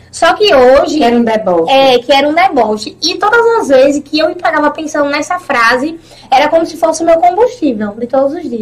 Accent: Pedra de Fogo, Paraíba, Brazil; also born or lived in Santa Rita / Conde; Eu nasci em Pedra de Fogo, sou natural de Pedra

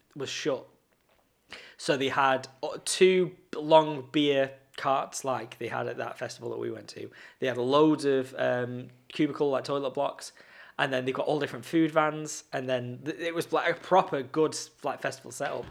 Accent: Blackpool, North West England, United Kingdom; I'm in Blackpool, like, I'm in my hometown

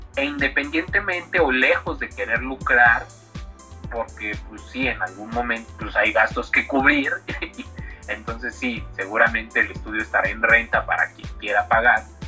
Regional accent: Mexico; soy un autor de México

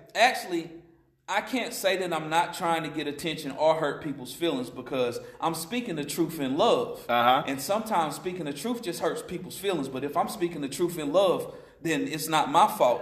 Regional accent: Asheville, North Carolina, United States; I'm from here, Western North Carolina native. I've been in Asheville for a long time since like the eighth grade

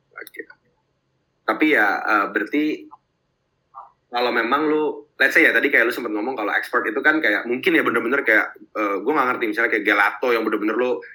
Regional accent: Jakarta, Indonesia; gue mungkin dari kecil di Jakarta

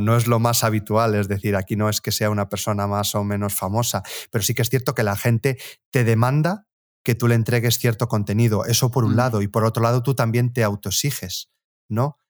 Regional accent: Galicia, Spain; yo volví a mi ciudad natal, aquí en, en, Galicia, el pueblo donde básicamente me crié

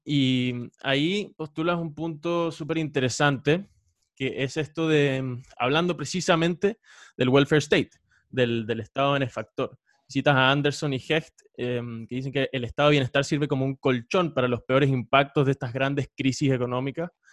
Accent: Venezuela; now in Chile; yo soy venezolano

